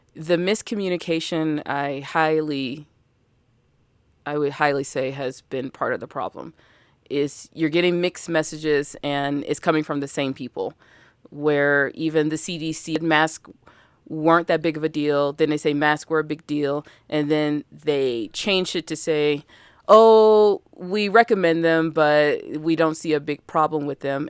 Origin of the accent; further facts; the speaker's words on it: Alabama, United States; I'm from Alabama, and we just sat on the porch and shot cans